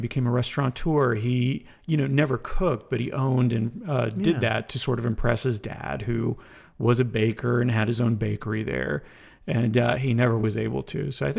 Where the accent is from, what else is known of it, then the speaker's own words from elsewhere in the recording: Ormond Beach, Florida, United States; also born or lived in Montreal; So I was born in Montreal because my mom couldn't travel. My dad's side of the family was all moving to Daytona Beach, Ormond Beach, Florida.